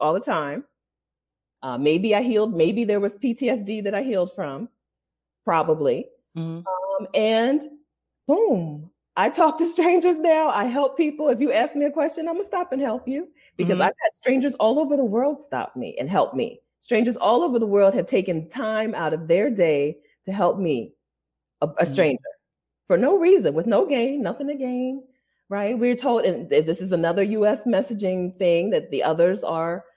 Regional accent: Ohio, United States; also born or lived in Delaware; even though we're from Delaware, I grew up in Ohio in a very white place.

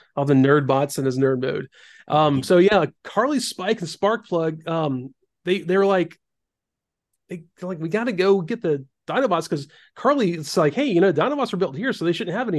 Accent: the South, United States; growing up in the South

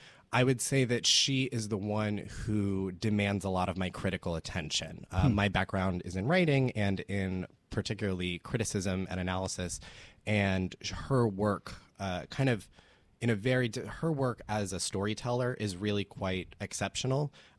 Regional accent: Orlando, Florida, United States; now in New York, United States; I was actually born here in New York, but I grew up in Orlando, Florida

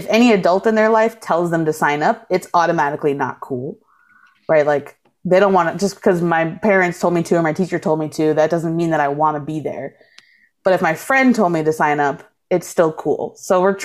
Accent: East Coast, United States; moved away as an adult; now in Milwaukee, United States; I grew up on the East Coast

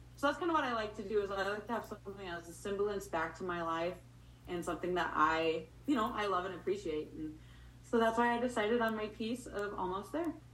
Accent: Torrington, Wyoming, United States; I'm actually from Torrington, Wyoming, which is a small little town of six thousand people.

